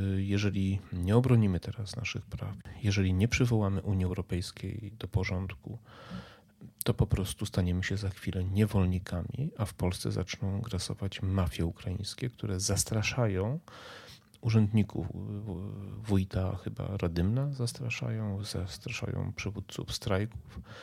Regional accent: near Medyka, Subcarpathian Voivodeship, Poland; jest 5 km, 6 od miejsca, w którym spędziłem dzieciństwo, ja tam się wychowałem

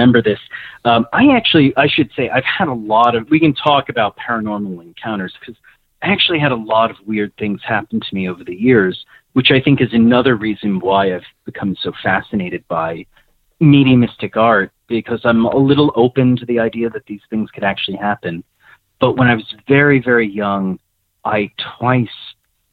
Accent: Nyack, New York, United States; I grew up in Nyack, New York

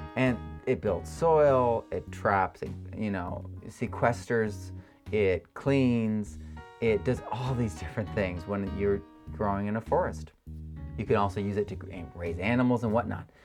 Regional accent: Connecticut, United States; I'm from Connecticut

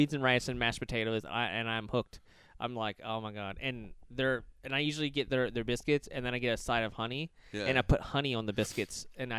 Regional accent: Louisiana, United States; moved away; Because I'm a Louisiana, as you like to call me. I'm from Louisiana.

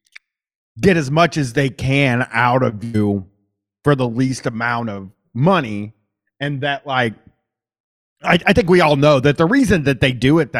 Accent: Columbus, Ohio, United States; accent: Midwestern; I'm from Columbus

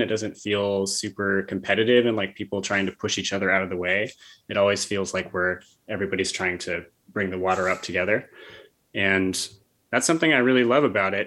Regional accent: Bethlehem, New York, United States; I grew up in Bethlehem outside of Albany. So I've been in the area my whole life

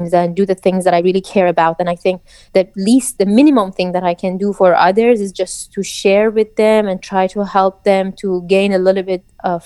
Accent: Iran; moved away; I grew up in Iran

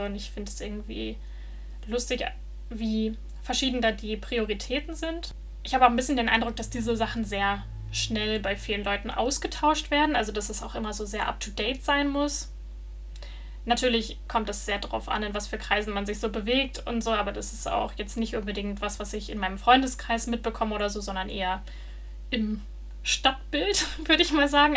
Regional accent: Germany; moved away as an adult; also born or lived in Netherlands; now in Denmark; wo ich herkomme, dass ich dann sagen musste, dass ich aus Deutschland komme

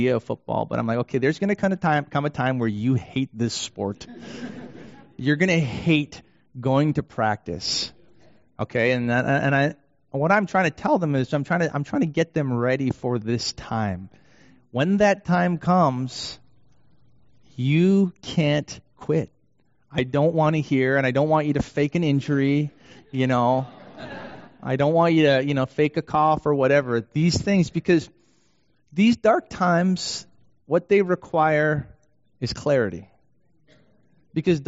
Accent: Canada; also born or lived in Vancouver; now in Detroit, United States; I'm Canadian

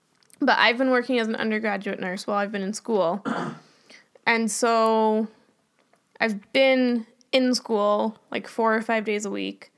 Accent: Canada; But we're Canadian.

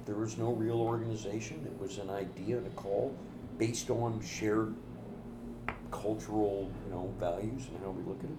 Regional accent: the South, United States; now in Los Angeles, United States; I'm from the Midwest. {S6} Mm-hmm. {S1} I mean, in the South.

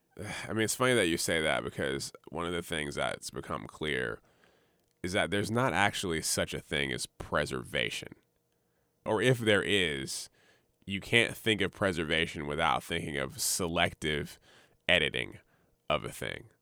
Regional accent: Montgomery, Alabama, United States; also born or lived in Jacksonville, Florida; now in Richmond, United States; I'm from Alabama, Montgomery, Alabama specifically

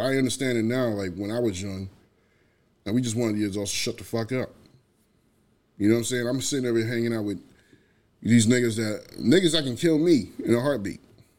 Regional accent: New York City, New York, United States; I grew up in New York, so, you know, it's different for me. I'm from the Bronx, man.

